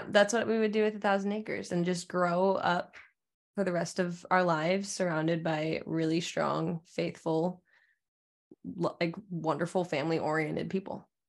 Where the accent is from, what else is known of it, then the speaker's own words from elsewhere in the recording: Alaska, United States; moved away; during the winters, it was always, like, seventy-five percent dark all day in Alaska. and we would just play outside in the snow